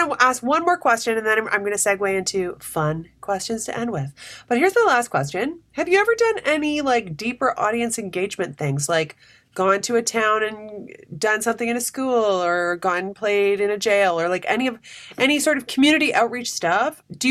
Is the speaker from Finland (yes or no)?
no; North Bay, Ontario, Canada; I grew up in North Bay, Ontario for most of my life.